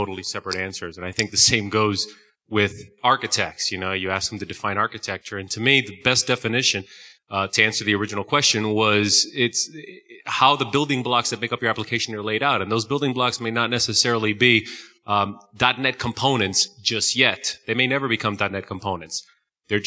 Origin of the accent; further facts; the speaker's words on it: New Jersey, United States; I'm from Jersey